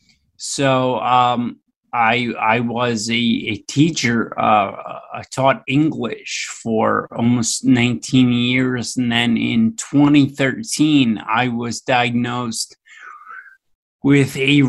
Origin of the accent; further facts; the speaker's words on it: Philadelphia, Pennsylvania, United States; I grew up right in Philadelphia, Pennsylvania, in the United States